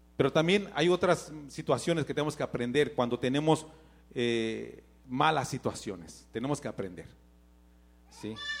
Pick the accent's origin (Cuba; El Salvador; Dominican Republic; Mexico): Mexico; moved away; Yo tenía necesidades en México